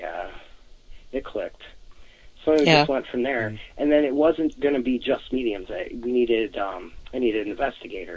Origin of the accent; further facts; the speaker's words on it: Wisconsin, United States; I'm from Wisconsin